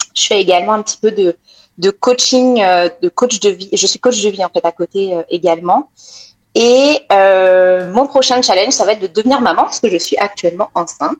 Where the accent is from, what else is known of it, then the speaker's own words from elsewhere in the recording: France; moved away as an adult; now in Montreal, Canada; je viens de France, je suis née en France, j'ai grandi en France